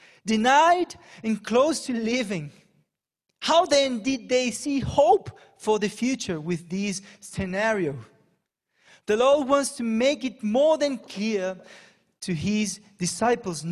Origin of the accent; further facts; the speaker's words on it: Panama; also born or lived in England; now in Brazil; I question my Panamanian citizenship